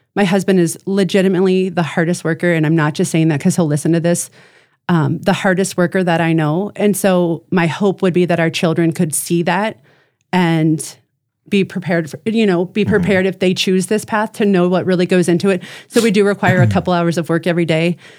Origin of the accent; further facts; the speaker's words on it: Ohio, United States; moved away as an adult; also born or lived in Chicago, Illinois; now in Brandon, South Dakota, United States; I was born and raised in Ohio.